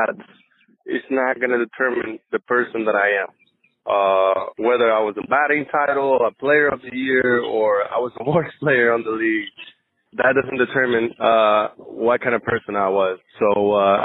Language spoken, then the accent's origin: English; Venezuela; first language Spanish; English is a second language; moved away as an adult; I'm from Venezuela, so my first language was Spanish